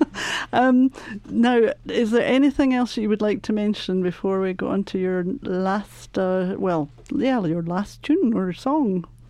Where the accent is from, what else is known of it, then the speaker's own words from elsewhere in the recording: Scotland, United Kingdom; now in Colorado, United States; I'm Scottish